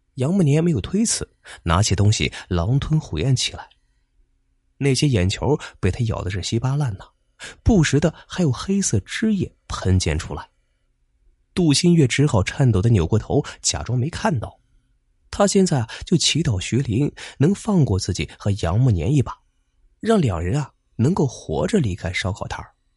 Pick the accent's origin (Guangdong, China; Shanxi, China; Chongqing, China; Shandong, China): Shandong, China; Zibo; 我们淄博这边